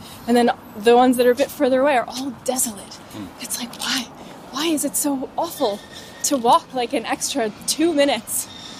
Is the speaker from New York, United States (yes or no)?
yes; Long Island, New York, United States; I grew up out on Long Island in the suburbs.